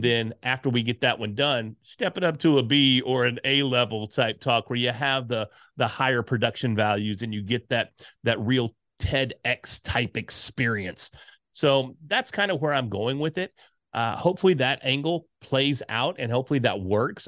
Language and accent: English; Texas, United States; being from Texas